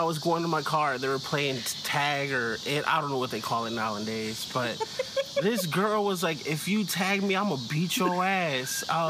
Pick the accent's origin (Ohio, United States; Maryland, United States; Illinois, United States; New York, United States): Illinois, United States; Chicago; first language Spanish; English is a second language; Grew up, born and raised Chicago. Came out my mom July 6, 1987. At 12:03 a.m.